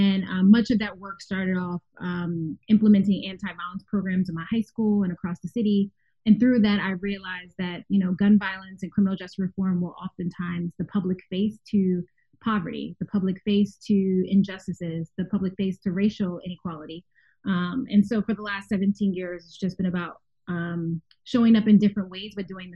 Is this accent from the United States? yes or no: yes; Philadelphia, Pennsylvania, United States; I grew up in West Philadelphia, because when you're from Philly, you have to be very specific about what area. I grew up in West Philadelphia